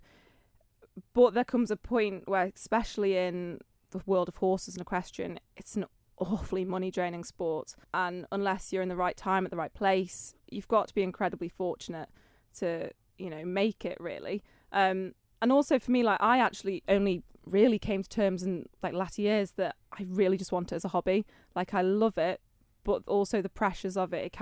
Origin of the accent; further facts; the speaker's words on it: Isle of Man; Yes, and Andreas Primary School.